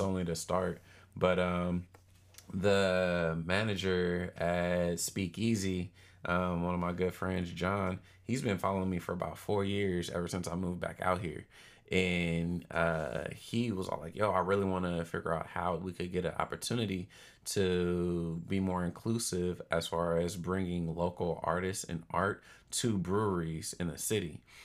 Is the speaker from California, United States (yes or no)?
yes; Oakland, California, United States; also born or lived in Charlotte, North Carolina; I'm from Oakland, born and raised